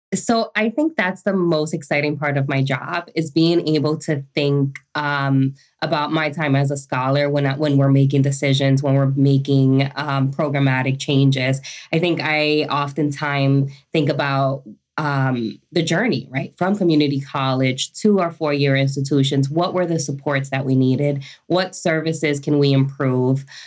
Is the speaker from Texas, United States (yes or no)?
no; New York, United States; also born or lived in Dominican Republic; I was born in Dominican Republic, came to New York when I was five with my mom and my brother